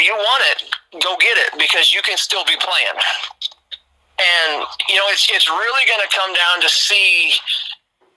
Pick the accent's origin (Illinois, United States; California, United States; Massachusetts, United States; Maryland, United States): Illinois, United States; Chester; now in Princeton, United States; Originally, I'm from Southern Illinois. I'm from a small town called Chester, Illinois. It's about an hour 15 south of St. Louis, right along the Mississippi, little river town, you know. So I grew up my whole life being called a river rat